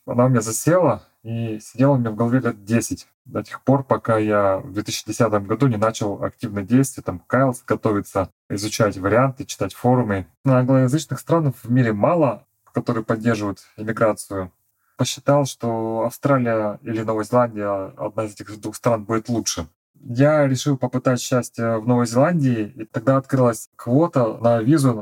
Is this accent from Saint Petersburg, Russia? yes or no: no; Irkutsk, Irkutsk Oblast, Russia; moved away as an adult; also born or lived in New Zealand / Perth / Sydney; now in Gold Coast, Australia; Я из Восточной Сибири, из Иркутска